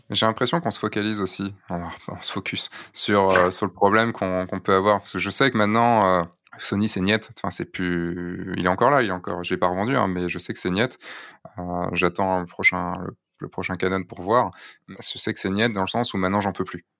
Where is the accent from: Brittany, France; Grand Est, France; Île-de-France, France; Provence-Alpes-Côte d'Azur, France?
Brittany, France; central; now in Lyon, France; je suis breton